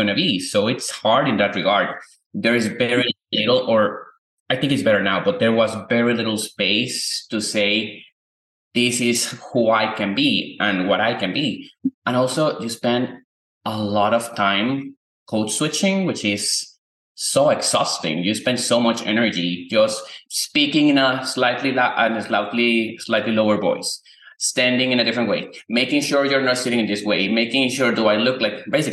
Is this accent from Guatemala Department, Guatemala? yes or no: yes; Guatemala City, Guatemala Department, Guatemala; moved away as an adult; now in Austin, United States; I'm from Guatemala, born and raised. I lived there up until 4 years ago. Then we moved to Austin.